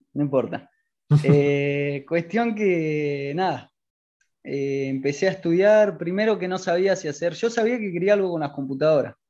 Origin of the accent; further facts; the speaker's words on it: Argentina; tengo 20 años, soy de Argentina